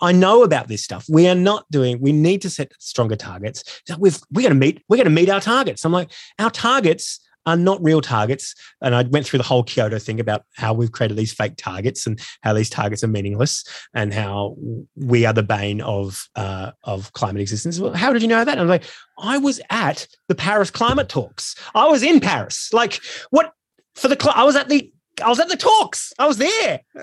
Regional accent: Australia; I am really ashamed about being Australian

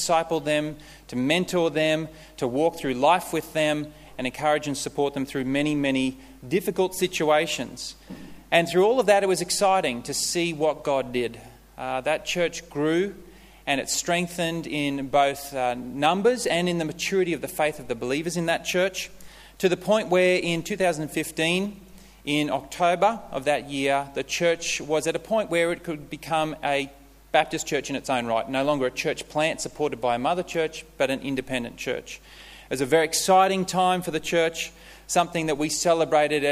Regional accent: Queensland, Australia; moved away as an adult; also born or lived in Melbourne; Originally, we're from Queensland, and we came down to Melbourne for me to complete my studies

